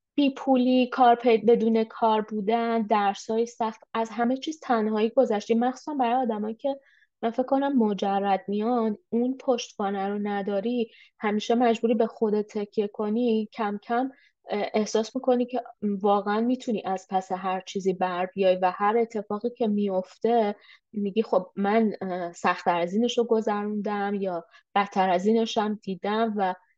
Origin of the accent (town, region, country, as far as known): Iran; moved away as an adult; now in Canada